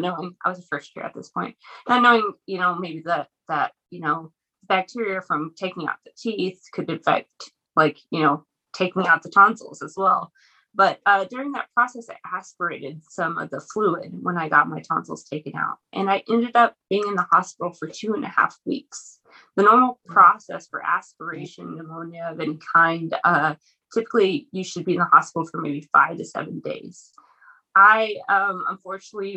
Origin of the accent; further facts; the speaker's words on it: Lubbock, Texas, United States; I'm originally from Lubbock. So that's kind of where I went to school, both for undergrad and for pharmacy school.